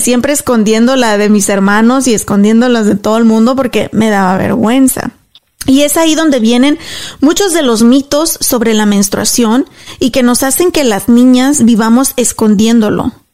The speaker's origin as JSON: {"language": "Spanish", "country": "Mexico", "moved": "as an adult", "said": "cuando me vine de México dejé todo allá"}